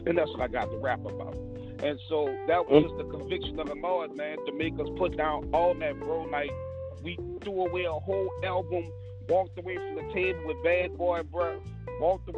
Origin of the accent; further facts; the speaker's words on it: New Orleans, Louisiana, United States; I grew up in the regular New Orleans black family